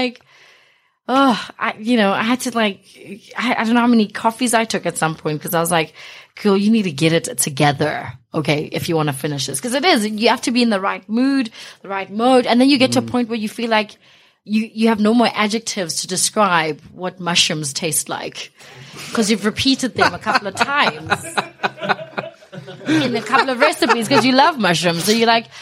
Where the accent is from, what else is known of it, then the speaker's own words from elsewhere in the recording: Johannesburg, Gauteng, South Africa; also born or lived in East Bank, Alexandra; I was born 16th Street in Alexandra. Grew up from really humble beginnings